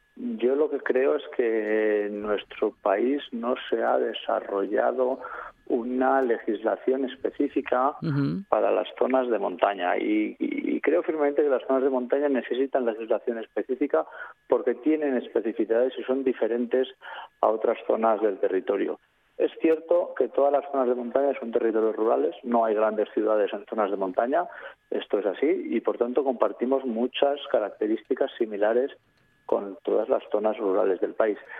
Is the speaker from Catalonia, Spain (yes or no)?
no; Aragonese Pyrenees, Spain; mi zona, que soy del, del Pirineo Aragonés